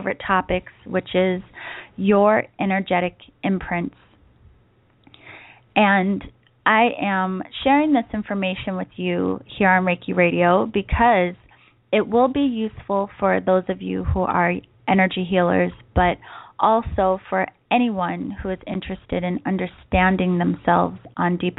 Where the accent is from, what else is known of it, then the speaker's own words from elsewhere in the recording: East Coast, United States; now in San Diego, United States; I grew up on the East Coast